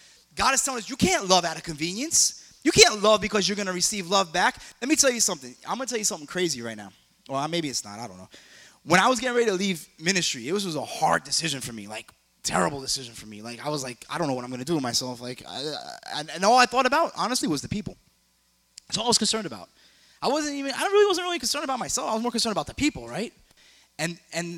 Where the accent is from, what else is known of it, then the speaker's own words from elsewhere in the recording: New York, United States; now in South Florida, United States; I'm from New York